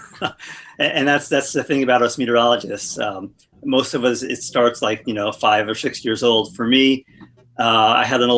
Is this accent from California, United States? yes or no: no; Levittown, New York, United States; also born or lived in Oswego, New York; now in Phoenix, United States; I grew up in Levittown